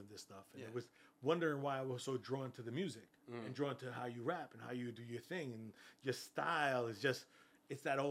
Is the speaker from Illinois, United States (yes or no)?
no; Freeport, New York, United States; I grew up in Freeport, New York.